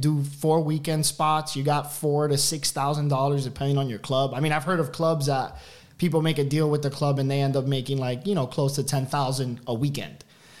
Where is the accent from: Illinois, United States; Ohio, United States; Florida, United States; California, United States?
Florida, United States; Miami; moved away as an adult; now in Austin, United States; I'm actually from Miami, so I transferred from Miami to Austin